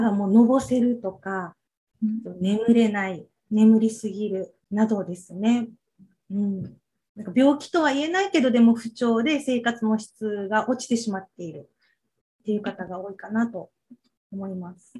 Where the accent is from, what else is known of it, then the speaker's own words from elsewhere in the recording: Okinawa, Japan; 生まれも育ちも沖縄に住んで、ずっと沖縄です